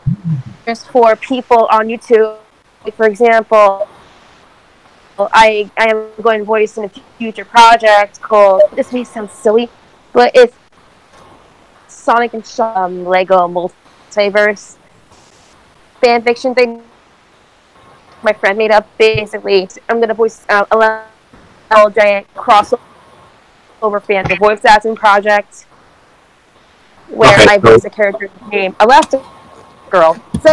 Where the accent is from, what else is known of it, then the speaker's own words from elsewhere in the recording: New Jersey, United States; I'm from New Jersey